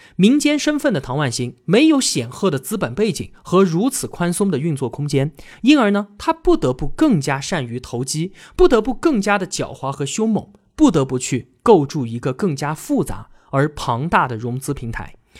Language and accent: Chinese; China; 胃病呢，是我们中国人极为普遍的常见病